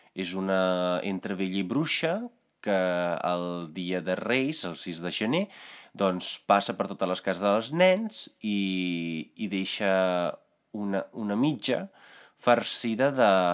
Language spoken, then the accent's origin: Catalan; Italy; Catalan is a second language; now in Spain; jo vinc d'Itàlia